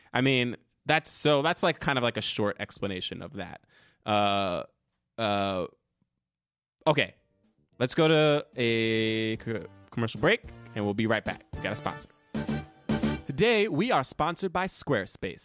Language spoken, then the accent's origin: English; New Jersey, United States; now in New York, United States; I grew up in Jersey.